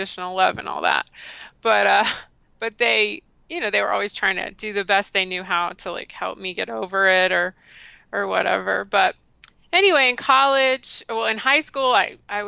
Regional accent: the South, United States; I grew up in the South and I grew up eating crappy standard American

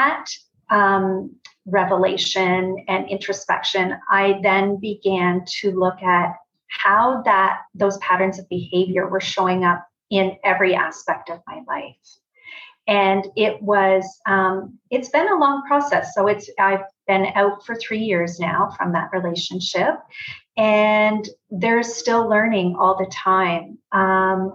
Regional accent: Brantford, Ontario, Canada; moved away as an adult; also born or lived in Toronto; I am from Brantford originally and then moved to Toronto.

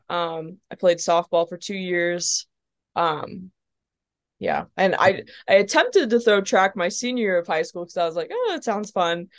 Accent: Perrysburg, Ohio, United States; moved away as an adult; also born or lived in Dayton, Ohio / Columbus, Indiana; now in Nashville, United States; when I was about ten, we moved to Toledo. Um, we moved to Perrysburg. Um, and then we've been, my parents have been there since

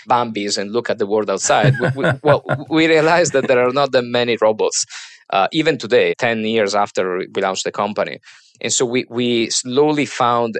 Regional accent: Trieste, Friuli-Venezia Giulia, Italy; moved away as an adult; now in Boston, United States; So I'm originally from a small city, a harbor at the most top part of the Mediterranean called Trieste, which is, say, 100 miles away from Venice. And so I grew up there

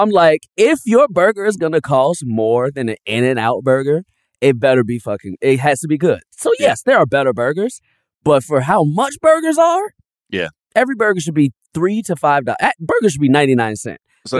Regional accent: Chicago, Illinois, United States; I'm from Chicago

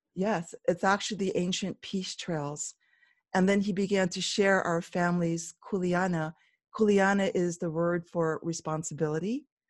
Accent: Oahu, Hawaii, United States; moved away as an adult; now in Waimea, Hawaii Island, United States; I was originally born and raised on the island of Oahu

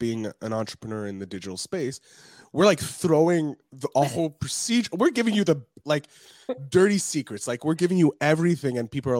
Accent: Montreal, Quebec, Canada; Okay, I'm a Canadian.

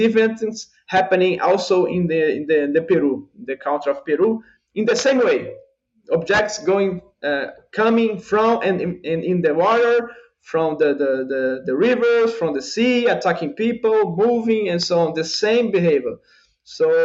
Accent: Brazil; accent: Brazilian; English is a second language; my accent, my Brazilian accent, English

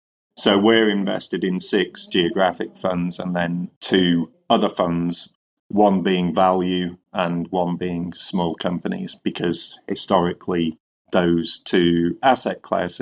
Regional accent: Northern England, United Kingdom; he was under the misapprehension, obviously, quite logically, that I was Scottish, even though I'm Northern English.

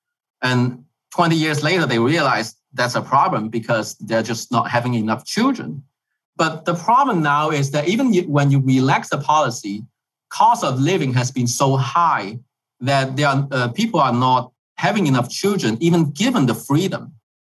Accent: China; moved away as an adult; also born or lived in Hong Kong; So I was born and raised in China until I finished college.

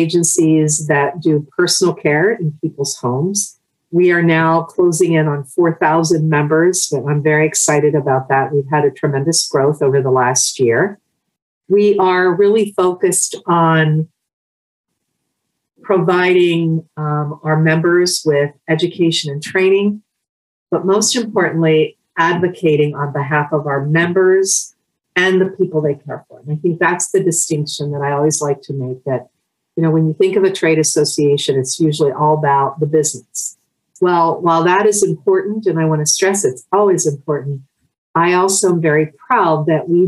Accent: central Pennsylvania, United States; also born or lived in Pittsburgh, Pennsylvania; I was born out in the Pittsburgh area and then moved to central Pennsylvania. So I've been here most of my life.

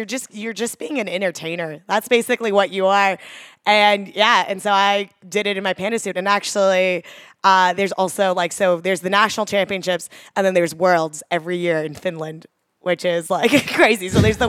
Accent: Katy, Texas, United States; So I grew up just outside of Houston in the kind of suburbs of Katy, Texas.

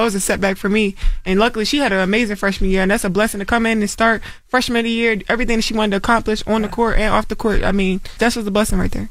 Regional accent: Baltimore, Maryland, United States; I'm from Baltimore, like that's what we do. Like we talk trash

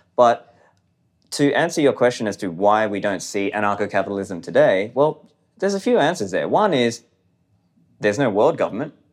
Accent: Australia; born or raised there; also born or lived in Sri Lanka

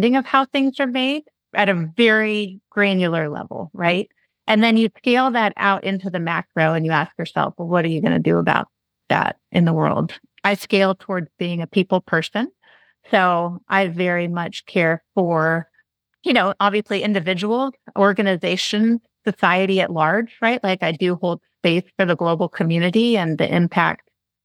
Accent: Yuba City, California, United States; also born or lived in Monterey, California; I grew up in Yuba City and then went to high school on the coast in Monterey.

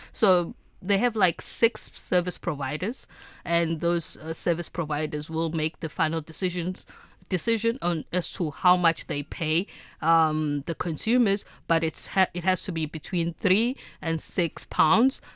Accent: South Africa; as a South African

